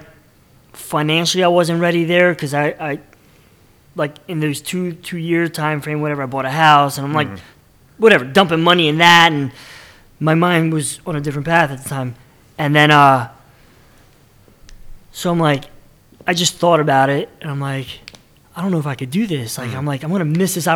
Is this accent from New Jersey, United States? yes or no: no; Bristol, Pennsylvania, United States; I grew up in Bristol Borough, so it's like the next town over.